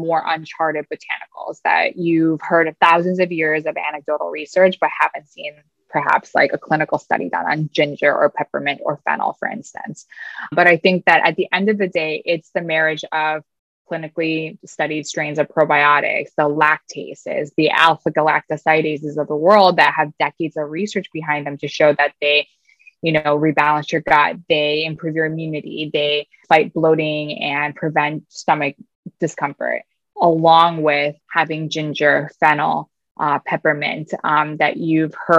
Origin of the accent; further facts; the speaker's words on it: Wisconsin, United States; moved away; also born or lived in New York City; my home state of Wisconsin